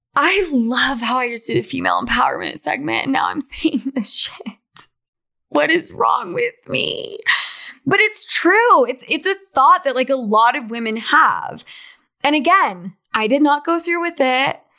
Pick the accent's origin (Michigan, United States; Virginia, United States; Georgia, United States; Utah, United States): Utah, United States; Salt Lake City; moved away as an adult; also born or lived in New York / Argentina; I was brought up in Salt Lake City, Utah